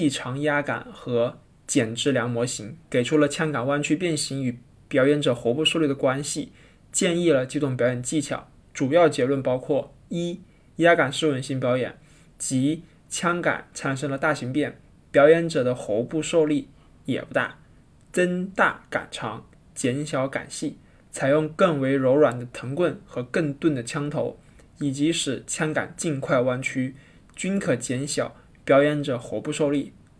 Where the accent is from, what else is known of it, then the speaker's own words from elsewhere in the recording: Hainan, China; now in Beijing, China; 我从小在海南就没有见过什么大山大河，五指山那么近，但实际上很远。